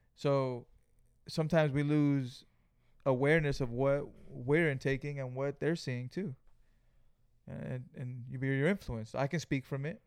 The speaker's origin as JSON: {"language": "English", "town": "Greenfield", "region": "California", "country": "United States", "said": "we're from Greenfield, California"}